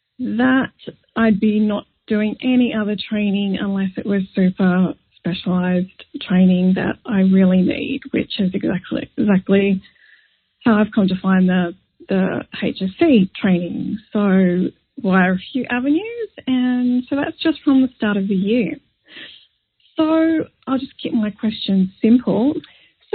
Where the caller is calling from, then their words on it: Sydney, New South Wales, Australia; I'm calling from Sydney, Australia